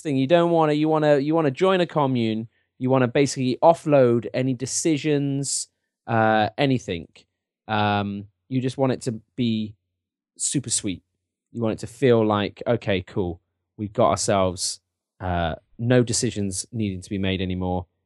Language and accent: English; England, United Kingdom; my, uh, my, uh, English, uh, heritage